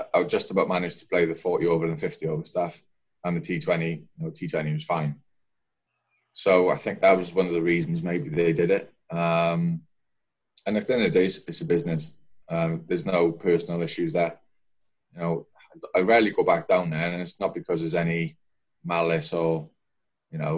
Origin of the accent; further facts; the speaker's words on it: Welsh, Wales, United Kingdom; Being a Welsh lad